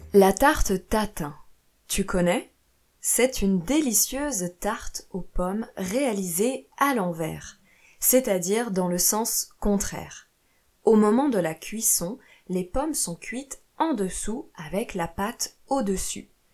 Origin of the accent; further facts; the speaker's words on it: France; also born or lived in Italy / Portugal / Brazil; je suis professeure de français chez moi en France, mais j'ai aussi vécu en Italie, au Portugal et au Brésil